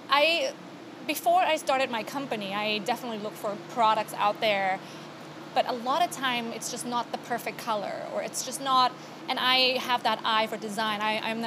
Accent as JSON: {"language": "English", "region": "Bangkok", "country": "Thailand", "tie": "born or raised there", "moved": "as an adult", "lives_now": "New York, United States", "said": "I was originally from Thailand, born and raised. I moved here about almost 20 years ago"}